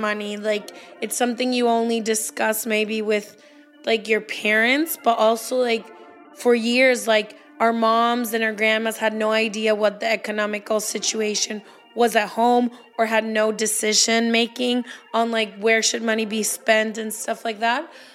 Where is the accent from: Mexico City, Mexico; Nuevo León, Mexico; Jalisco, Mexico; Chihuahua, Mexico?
Jalisco, Mexico; Guadalajara; I'm also Mexican. I was born in Guadalajara, same town as Leti